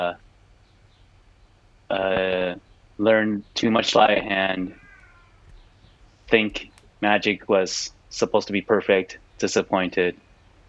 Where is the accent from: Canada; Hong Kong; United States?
United States; Idaho; moved away as an adult; also born or lived in Seattle / New York; I grew up in Idaho